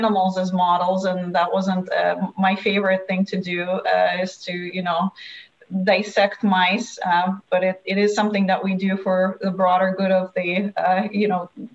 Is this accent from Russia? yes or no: yes; Russia; also born or lived in Palo Alto, California; now in United States; I come from Russia, where we mostly have apartment buildings and we don't have single family homes